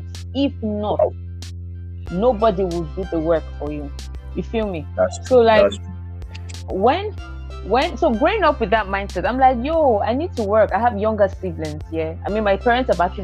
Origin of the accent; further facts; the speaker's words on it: Lagos, Nigeria; moved away as an adult; also born or lived in Eastern Nigeria; I was born and brought up in Lagos, but we relocated to the East 2012.